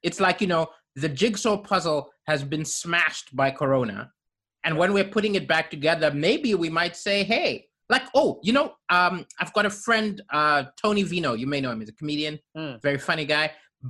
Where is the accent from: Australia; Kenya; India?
Kenya; also born or lived in Malawi / Zambia; Because I grew up in African countries like Kenya and Malawi and Zambia, I never ever expected those in power who set the rules to follow the rules.